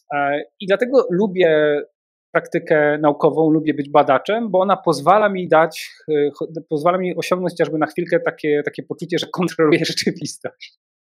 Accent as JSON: {"language": "Polish", "town": "Częstochowa", "region": "Silesian Voivodeship", "country": "Poland", "said": "Jestem z Częstochowy"}